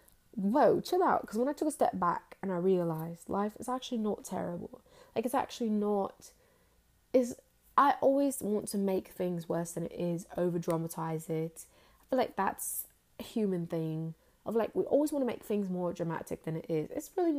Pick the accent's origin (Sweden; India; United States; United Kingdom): United Kingdom; accent: British; and sometimes I slip in and out my accent very Like I don't hold on to the accent as long as I could, but I actually can slip into it very quickly. Like I can like that sound. I can slip into my accent on a dime.